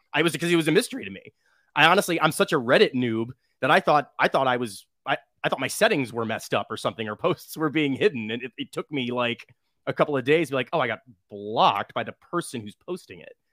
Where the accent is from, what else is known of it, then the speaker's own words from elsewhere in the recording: Midwest, United States; I'm from the Midwest